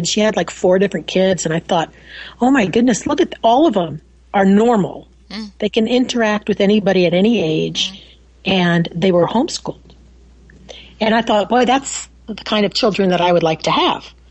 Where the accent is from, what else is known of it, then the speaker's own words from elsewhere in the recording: Wichita, Kansas, United States; also born or lived in New York; now in Nebraska, United States; No, actually, um, I was born in New York and moved to Wichita, Kansas.